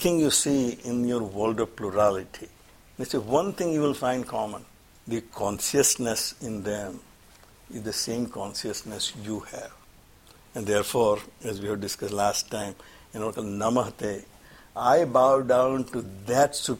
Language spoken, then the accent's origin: English; Surat, Gujarat, India; moved away; I'm from Gujarat, obviously. Well, we're in Gujarat, I'm Surat